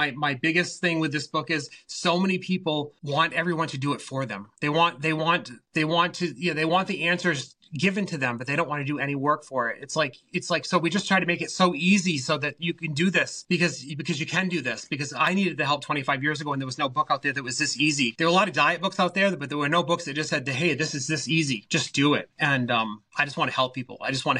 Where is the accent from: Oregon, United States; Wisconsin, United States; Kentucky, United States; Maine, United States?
Maine, United States; I'm from Maine, but I'm also Native American. Penobscot Indian.